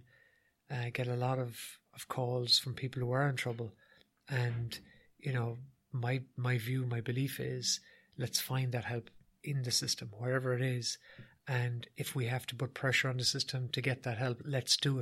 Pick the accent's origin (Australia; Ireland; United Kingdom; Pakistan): Ireland; as Irish people